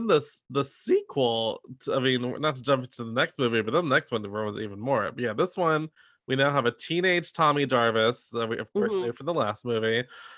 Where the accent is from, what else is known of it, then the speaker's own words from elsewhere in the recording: Pinehurst, North Carolina, United States; Pinehurst, which is literally my hometown.